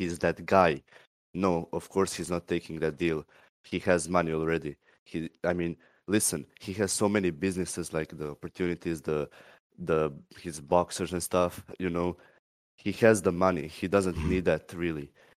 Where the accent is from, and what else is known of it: Croatia